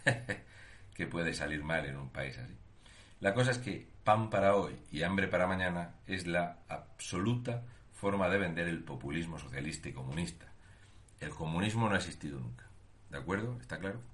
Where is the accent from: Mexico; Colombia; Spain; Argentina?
Spain; Region of Murcia; un murciano encabronao